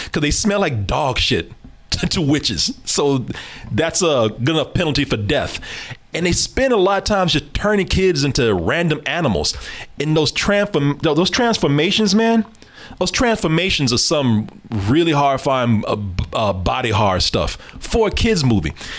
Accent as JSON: {"language": "English", "region": "the South", "country": "United States", "tie": "born or raised there", "said": "I was born here in the South, raised in the South"}